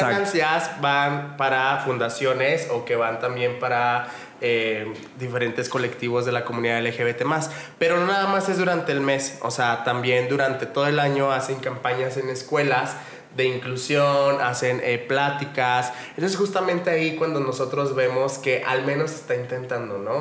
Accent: Mexico; tenemos nosotros como mexicanos

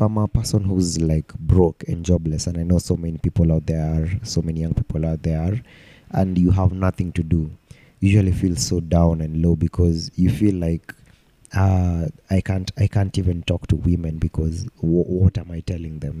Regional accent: Nairobi, Kenya; I grew up in Umoja and when we were in Moja, they, we used to go to Umoja Primary School

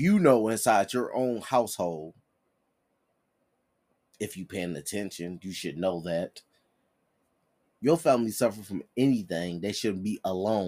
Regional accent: Detroit, Michigan, United States; I'm born and raised in Detroit.

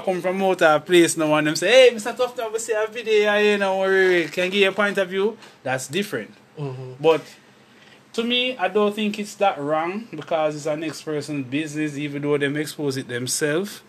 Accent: Jamaica; I'm a Jamaican

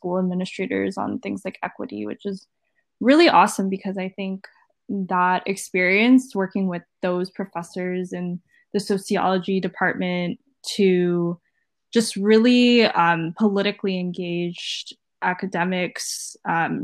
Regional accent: East Bay, San Francisco Bay Area, California, United States; also born or lived in Washington, D.C.; I grew up here in the Bay Area, born and raised in the East Bay

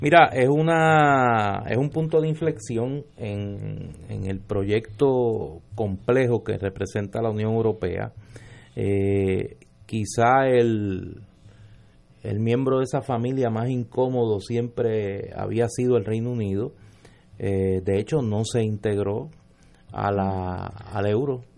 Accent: Puerto Rico

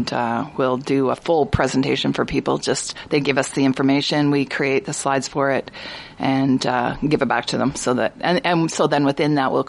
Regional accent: central Alberta, Canada; moved away as an adult; also born or lived in Red Deer, Alberta; now in Prince George, Canada; I grew up in central Alberta

